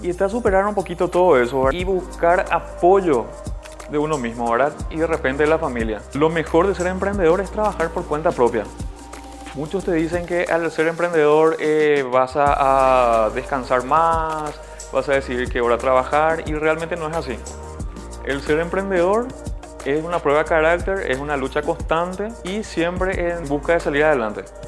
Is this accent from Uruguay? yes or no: no; Fernando de la Mora, Central, Paraguay; soy de la ciudad de Fernando